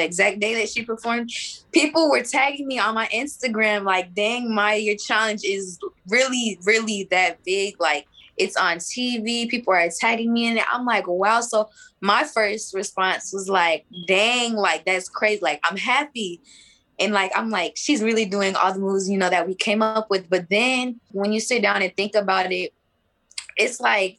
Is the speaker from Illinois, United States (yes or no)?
no; Texas, United States; I was born in Texas